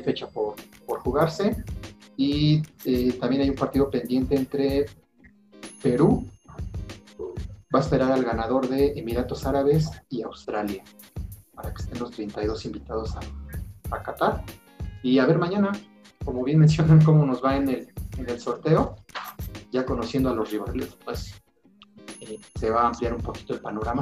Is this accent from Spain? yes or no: no; Mexico; aquí soy, mexicano